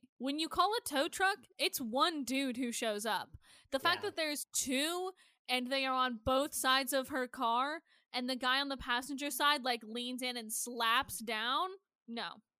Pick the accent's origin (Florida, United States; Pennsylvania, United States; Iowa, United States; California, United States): Iowa, United States; I grew up in Iowa. I grew up around a lot of hunters.